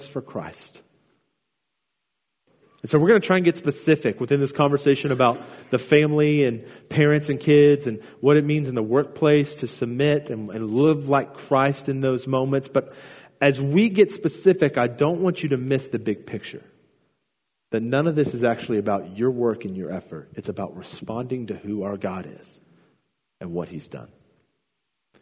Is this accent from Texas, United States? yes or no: yes; Houston, Texas, United States; I grew up in Houston, and I'm a huge Houston Astros fan.